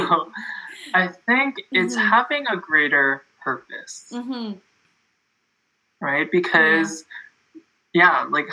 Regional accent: Canada; I'm from Canada. I'm in Toronto

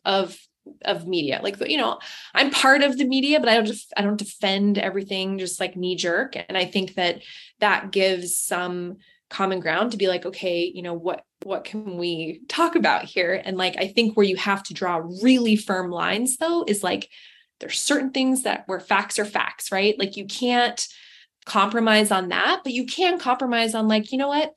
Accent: Seattle, Washington, United States; moved away as an adult; So I'm from Seattle originally.

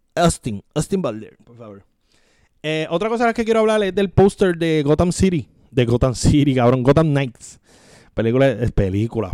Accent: Puerto Rico

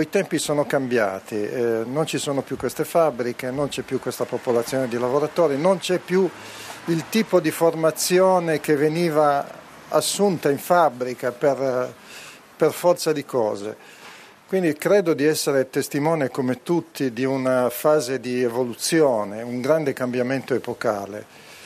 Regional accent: Turin, Piedmont, Italy; Io sono cresciuto alla Falchera, abitare lì era un marchio negativo

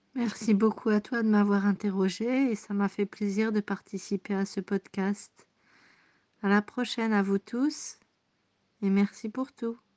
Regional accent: near Lille, Hauts-de-France, France; accent: Ch'timi; moved away as an adult; also born or lived in southern Belgium; now in Burgundy, France; je suis née en Belgique de deux parents français, dans le sud de la Belgique, à la frontière belge.

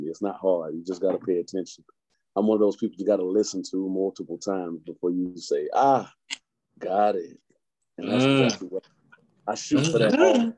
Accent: Kankakee, Illinois, United States; I am from Kankakee, Illinois, K3. Killer Keys all day. It's all I represent. I was born and raised.

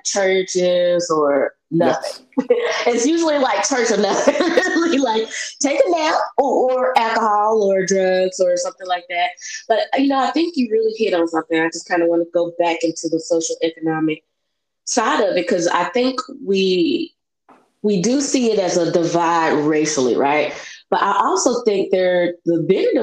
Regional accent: Memphis, Tennessee, United States; I'm from Memphis.

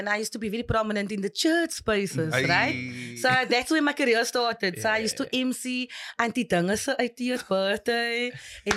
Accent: Cape Town, Western Cape, South Africa; I was actually born and raised in Retreat.

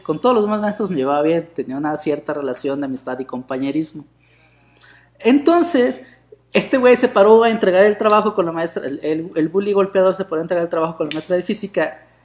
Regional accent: Mexico City, Mexico; yo también soy de Iztapalapa

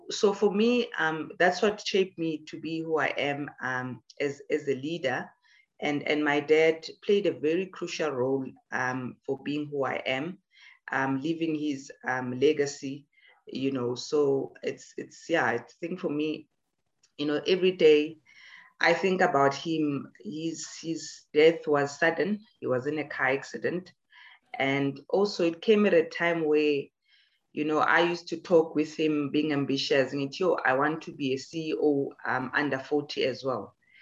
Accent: Emalahleni, Mpumalanga, South Africa; I was born in Edenville, Witbank

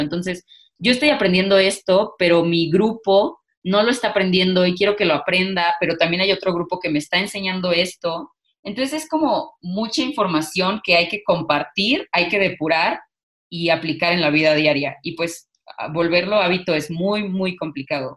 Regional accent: Mexico; como mexicanas hemos sido educadas en familias machistas, al menos yo sí

